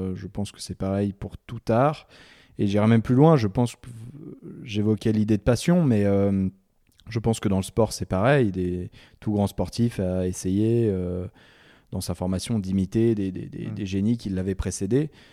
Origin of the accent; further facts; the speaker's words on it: Chamonix, Auvergne-Rhône-Alpes, France; also born or lived in Martinique / North America / Kyrgyzstan; Je suis né le 18 février 1989 à Chamonix. Chamonix-Mont-Blanc. Euh, j'ai grandi dans les Alpes euh, et puis aussi un petit peu dans les, dans les Antilles, en Martinique